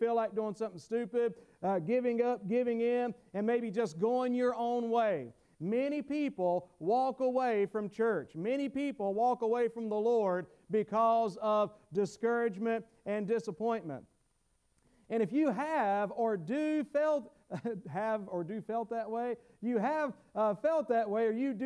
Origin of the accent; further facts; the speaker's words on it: the South, United States; accent: southern; my southern accent